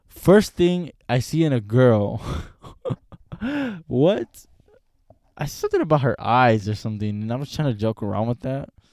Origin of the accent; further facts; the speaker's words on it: Los Angeles, California, United States; I'm from Los Angeles